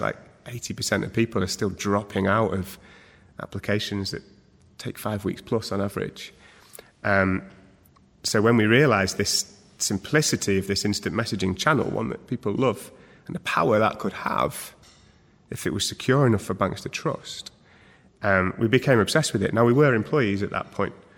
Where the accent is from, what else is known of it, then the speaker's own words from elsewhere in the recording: Manchester, North West England, United Kingdom; born and bred in Manchester